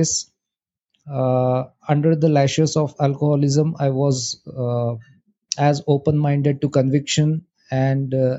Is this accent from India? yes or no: yes; India; I'm from India.